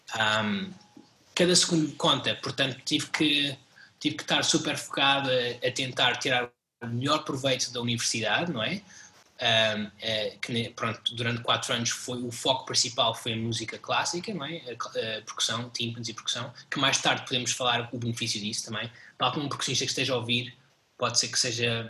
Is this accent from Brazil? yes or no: no; Portugal; nós enquanto portugueses